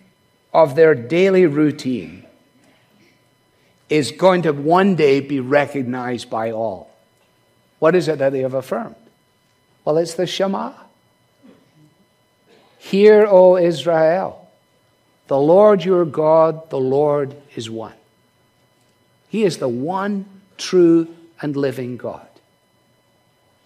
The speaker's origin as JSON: {"language": "English", "region": "Scotland", "country": "United Kingdom", "said": "as a Scotsman"}